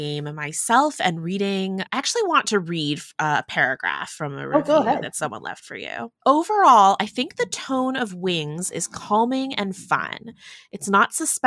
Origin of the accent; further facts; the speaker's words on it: United States; I'm Chinese American. very much have the diaspora experience